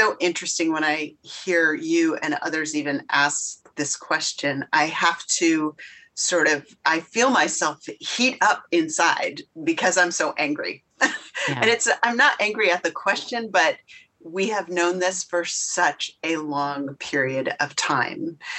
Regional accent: Connecticut, United States; now in Half Moon Bay, United States; I grew up in Connecticut, just steps from the Connecticut River, spent most of my childhood outdoors, either in the water or on the water, moving to California

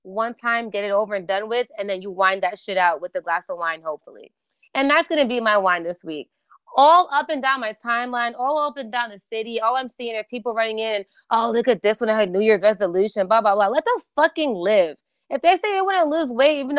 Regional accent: New York, United States; also born or lived in Orlando; I'm a New Yorker through and through.

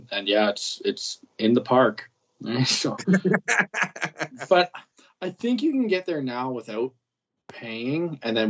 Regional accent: Prince Edward Island, Canada

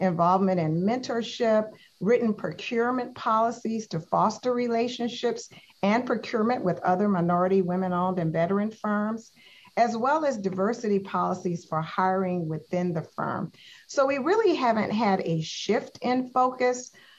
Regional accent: the South, United States; I'm from the South.

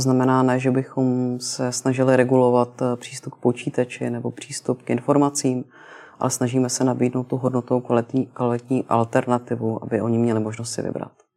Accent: Prague, Czechia; jsem se narodila v Praze

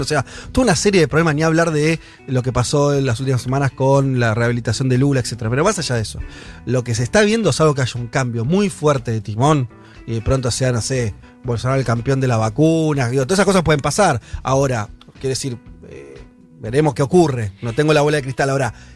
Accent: Argentina

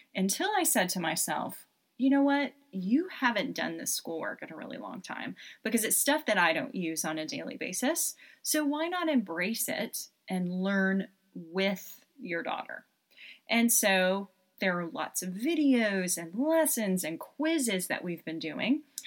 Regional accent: Knoxville, Tennessee, United States; I'm originally from Knoxville, Tennessee, spent a lot of time in Pigeon Forge and Gatlinburg when I was a child

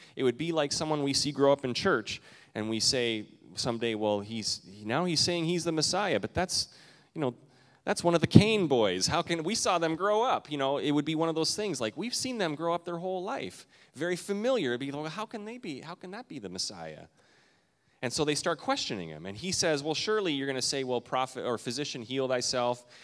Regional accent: Canada; now in United States; I'm Canadian

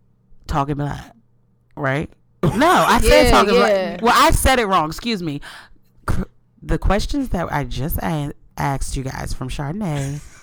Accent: New York, United States; So I'm a lesbian from New York, and I've been with my girl on and off for 4 years.

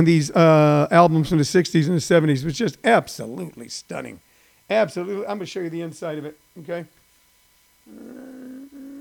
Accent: Midwest, United States; when I was a kid growing up in the Midwest.

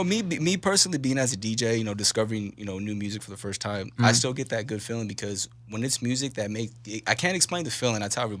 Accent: West Coast, United States; I'm from the West Coast, man. I grew up on, you know … I grew up on

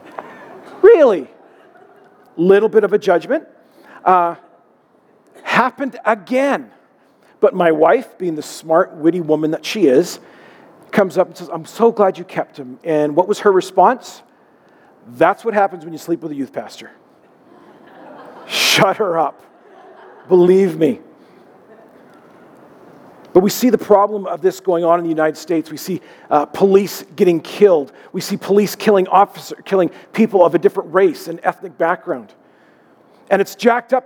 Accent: Alberta, Canada; I'm from Alberta

